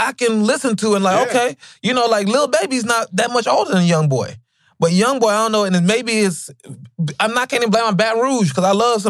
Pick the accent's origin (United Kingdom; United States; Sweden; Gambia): Gambia; even growing up in Gambia, West Africa, I remember from, I didn't even realize how poor we were, you know?